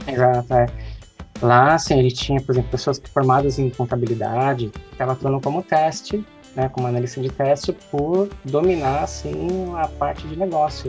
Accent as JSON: {"language": "Portuguese", "town": "São Caetano do Sul", "region": "São Paulo", "country": "Brazil", "said": "eu sou de São Paulo, da cidade de São Caetano"}